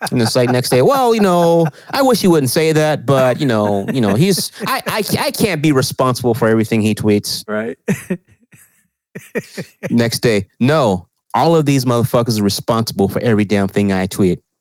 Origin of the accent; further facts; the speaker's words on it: California, United States; Well, I'm from California. I'm, I live in California.